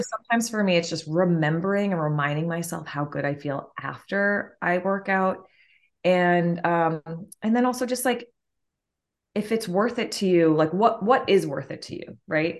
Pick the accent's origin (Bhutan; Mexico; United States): United States; Martha's Vineyard, Massachusetts; I am originally from Martha's Vineyard, Massachusetts